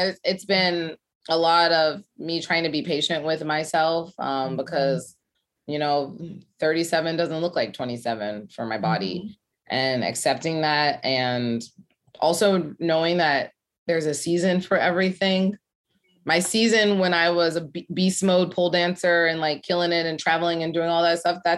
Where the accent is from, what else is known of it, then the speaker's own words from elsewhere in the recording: Ohio, United States; moved away as an adult; now in New York City, United States; I'm from Ohio. I went to Ohio State, which was a shock for me